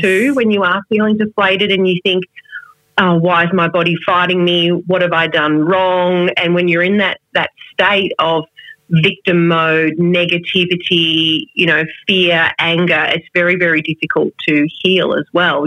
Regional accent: Melbourne, Victoria, Australia; moved away as an adult; also born or lived in Adelaide; I moved back to Melbourne, my hometown

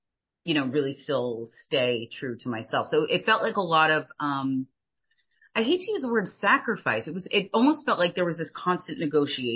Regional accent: United States; moved away as an adult; also born or lived in France; I grew up in the United States

